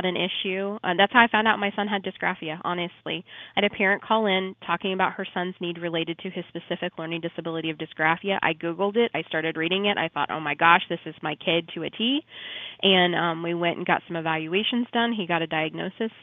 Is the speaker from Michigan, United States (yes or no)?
no; Shelbyville, Illinois, United States; I'm from Shelbyville